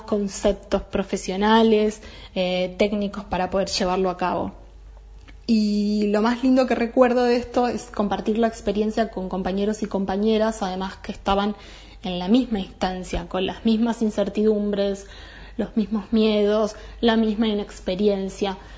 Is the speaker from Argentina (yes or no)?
yes; Maquinchao, Río Negro, Argentina; Yo soy de Maquinchao